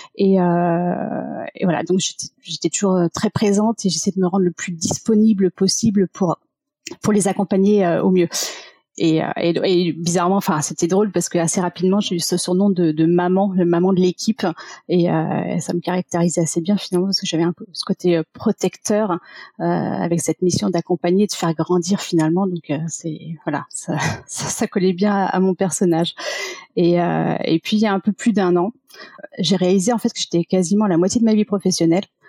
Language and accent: French; Paris region, Île-de-France, France; also born or lived in Michigan, United States; j'ai grandi en région parisienne